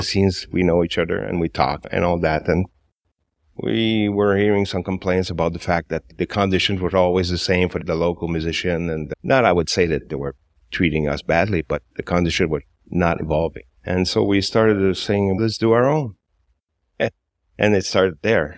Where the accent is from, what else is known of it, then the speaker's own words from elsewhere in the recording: Montreal, Quebec, Canada; I've always been in Montreal. I was born in Little Burgundy